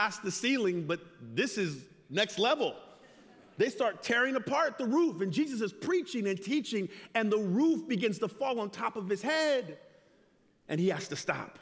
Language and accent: English; Loma Linda, California, United States; I'm from Loma Linda.